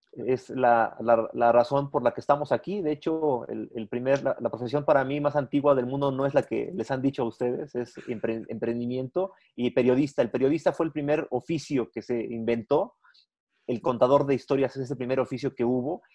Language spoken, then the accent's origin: Spanish; Mexico; Yo no soy mexicano nomás el 15 de septiembre, yo soy mexicano